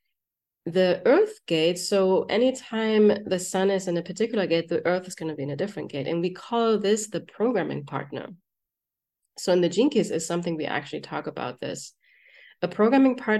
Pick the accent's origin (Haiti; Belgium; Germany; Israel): Germany; moved away; I'm from Germany